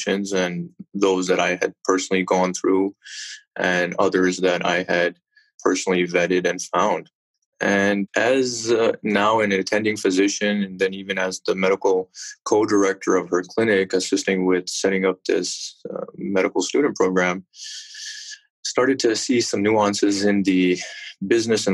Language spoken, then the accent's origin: English; Chicago, Illinois, United States; also born or lived in West Indies; I was born and raised originally in Chicago